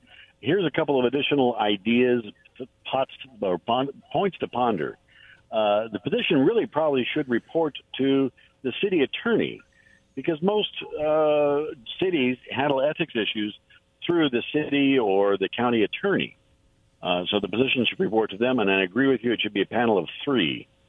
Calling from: Richland, Washington, United States; from Richland.

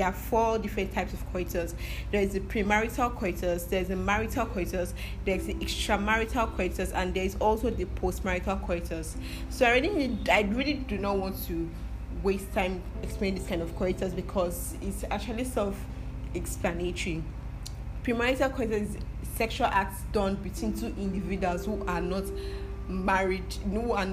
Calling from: Nigeria; I'm listening from Nigeria

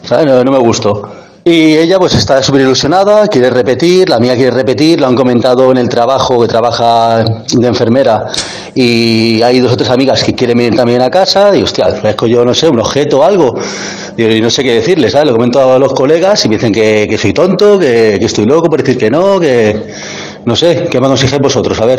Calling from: Barcelona, Catalonia, Spain; Hola Berto, hola Andreu … de Barcelona.

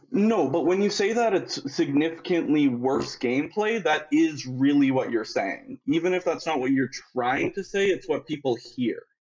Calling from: Winnipeg, Manitoba, Canada; I'm calling from Winnipeg, Manitoba

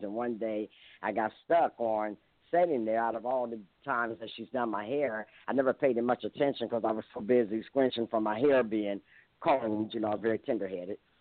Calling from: Columbus, Ohio, United States; I'm calling from Columbus, Ohio

